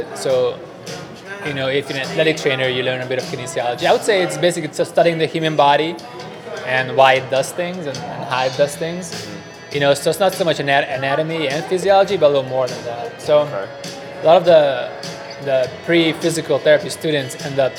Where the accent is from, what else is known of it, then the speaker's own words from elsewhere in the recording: Hungary; I'm from Hungary